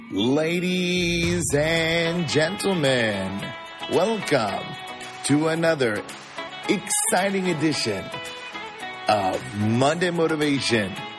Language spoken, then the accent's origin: English; California, United States; now in Chicago, United States; I grew up in California